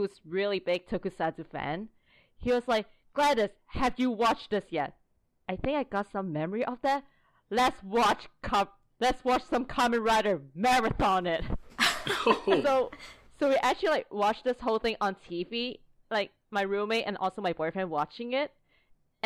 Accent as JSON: {"language": "English", "country": "Hong Kong", "tie": "born or raised there", "said": "I'm born and raised in Hong Kong"}